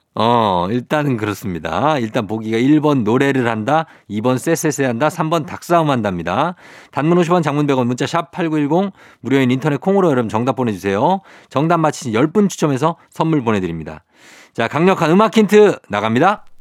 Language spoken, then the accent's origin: Korean; Seoul, South Korea; born or raised there